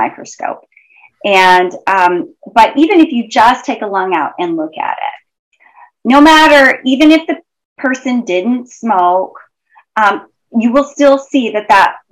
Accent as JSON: {"language": "English", "region": "Idaho", "country": "United States", "tie": "born or raised there", "said": "I grew up in Idaho"}